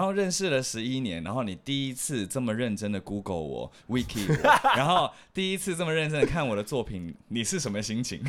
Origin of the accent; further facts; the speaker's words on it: Taiwan; 为什么我们台湾人那么喜欢跟孩子讲话的时候